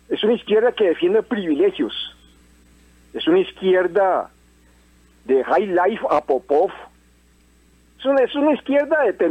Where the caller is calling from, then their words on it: Desamparados, San José, Costa Rica; Muy buenos días … de Desamparados.